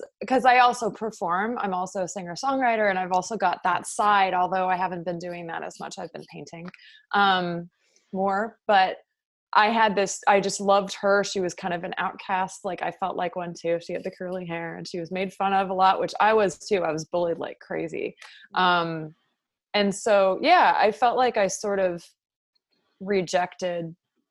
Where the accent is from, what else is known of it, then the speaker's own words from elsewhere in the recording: Los Altos, California, United States; moved away as an adult; now in San Francisco, United States; I am from Los Altos, which is a town about 45 minutes south of San Francisco